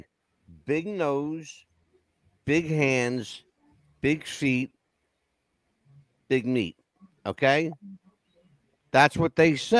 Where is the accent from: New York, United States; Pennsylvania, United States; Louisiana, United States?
Pennsylvania, United States; Philadelphia; I grew up in Philadelphia, which was a pretty tough inner city environment.